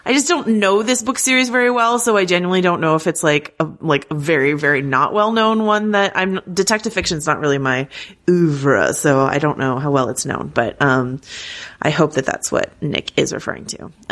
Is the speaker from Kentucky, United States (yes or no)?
no; Arkansas, United States; When I was growing up in Arkansas, I never knew a single Ardoin, but down here in Louisiana, they are everywhere, anywhere.